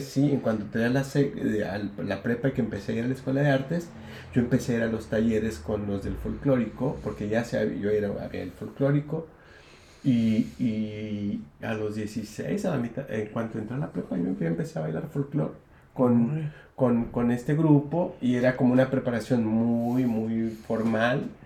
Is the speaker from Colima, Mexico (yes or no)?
yes; Colima, Mexico; also born or lived in United States; desde primaria, después en secundaria ya empecé a hacer decisiones y empecé a bailar folclore, que era lo único que había en, en Colima